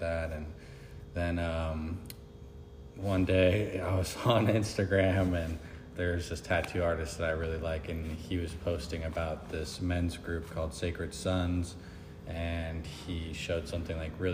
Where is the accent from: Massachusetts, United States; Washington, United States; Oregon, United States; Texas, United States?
Washington, United States; Kirkland; moved away as an adult; also born or lived in Seattle, Washington; now in Arizona, United States; I'm from Seattle, Washington, or Kirkland, Washington